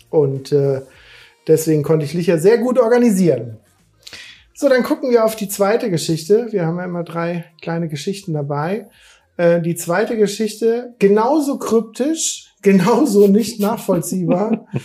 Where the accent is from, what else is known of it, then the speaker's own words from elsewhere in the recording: Hesse, Germany; Ich bin ja aus dem Darmstädter Raum äh, eigentlich